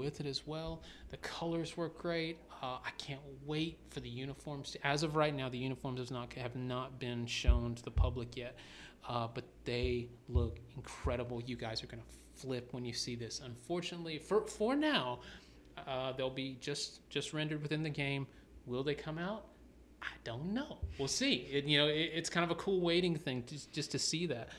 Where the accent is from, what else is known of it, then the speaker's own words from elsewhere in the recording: the South, United States; now in Atlanta, United States; I was born and raised in the South